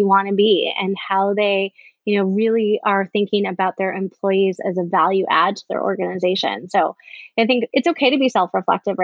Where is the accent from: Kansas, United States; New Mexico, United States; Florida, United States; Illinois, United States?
Illinois, United States; Chicago; I'm from Chicago